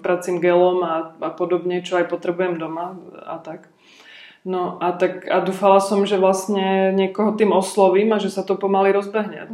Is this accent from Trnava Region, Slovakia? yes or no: no; Trenčín area, Trenčín Region, Slovakia; moved away; já vlastně pochádzam tak nějak z Trenčina, z okolia Trenčina